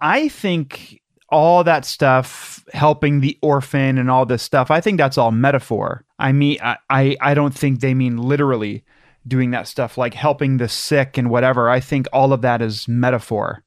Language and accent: English; Madison, Ohio, United States; I'm from Madison